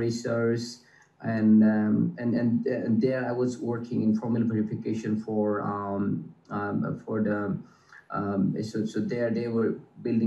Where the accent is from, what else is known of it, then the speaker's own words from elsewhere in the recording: Assam, India; Growing up in Assam, I always wanted to be an electronics engineer.